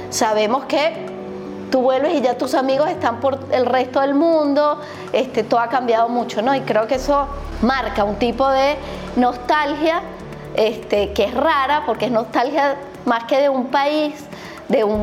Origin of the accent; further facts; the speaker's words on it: Venezuela; Yo soy venezolana, hija de padres argentinos que se fueron en el 76, 77 a vivir a Venezuela hasta que nacieran mis hijos. Fui la única venezolana una familia inmensa de argentinos de ambos lados.